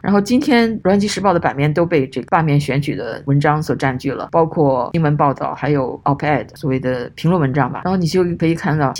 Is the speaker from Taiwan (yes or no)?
no; China; 我们中国人